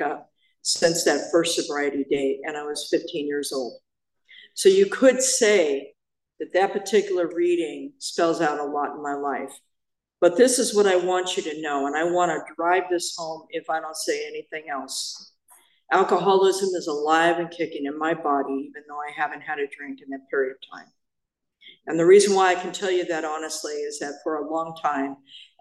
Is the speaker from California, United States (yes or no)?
yes; Apple Valley, California, United States; I'm from the beautiful metropolis of Apple Valley.